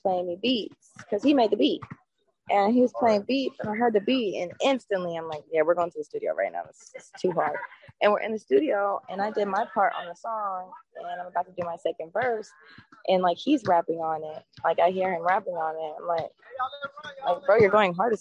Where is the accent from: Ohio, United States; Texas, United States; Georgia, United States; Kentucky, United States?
Georgia, United States; Atlanta; also born or lived in North Carolina; I was born in North Carolina, but I moved to Atlanta when I was 6 months old